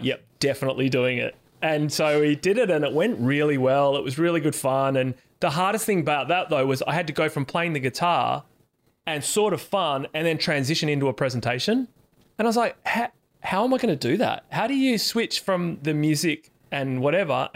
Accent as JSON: {"language": "English", "town": "Perth", "region": "Western Australia", "country": "Australia", "said": "I'm from Perth"}